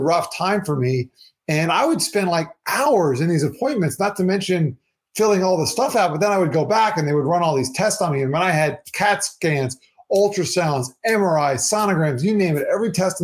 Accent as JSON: {"language": "English", "region": "South Florida", "country": "United States", "tie": "born or raised there", "also_born_or_lived": "New York", "said": "growing up, you know, in my town here in South Florida"}